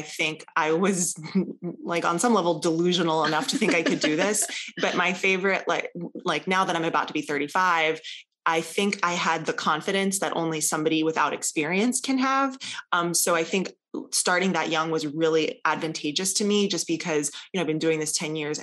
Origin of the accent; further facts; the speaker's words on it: Columbia, South Carolina, United States; I grew up in Columbia, South Carolina